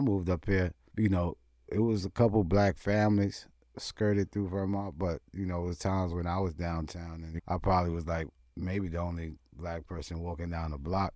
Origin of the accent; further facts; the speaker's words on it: New York City, New York, United States; moved away; also born or lived in Vermont / Willits, California; growing up in Brooklyn, you know, the age that I am